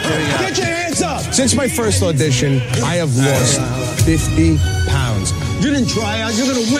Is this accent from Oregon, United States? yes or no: no; Long Island, New York, United States; I'm from Long Island, New York. Every Goomba from Bay Ridge to Bay Shore knows me as